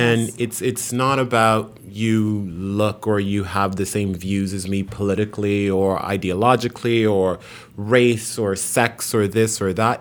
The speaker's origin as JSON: {"language": "English", "town": "New York City", "region": "New York", "country": "United States", "tie": "born or raised there", "also_born_or_lived": "Haiti", "said": "I grew up in a Haitian family in New York, in Queens."}